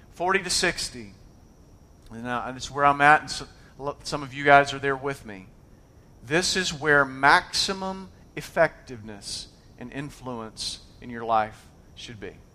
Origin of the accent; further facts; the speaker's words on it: United States; I was born in America.